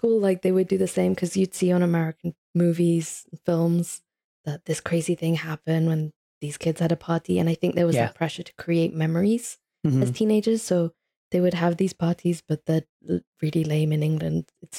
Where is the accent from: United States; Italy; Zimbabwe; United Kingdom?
Italy; Like, I grew up in Italy, like there wasn't any Pakistanis, never mind Muslims.